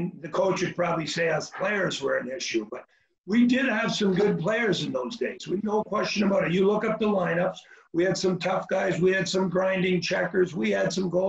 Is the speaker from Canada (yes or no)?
yes; Montreal, Quebec, Canada; moved away as an adult; now in Ontario, Canada; I live in Ontario, but I grew up in Montreal.